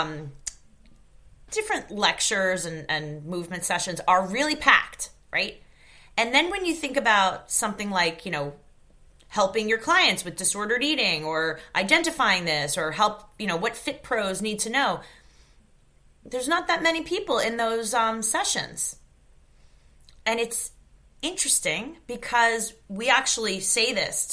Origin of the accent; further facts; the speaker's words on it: New York, United States; I grew up in New York